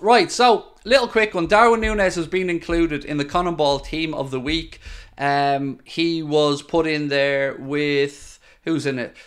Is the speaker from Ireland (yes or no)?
yes; Ireland; being Irish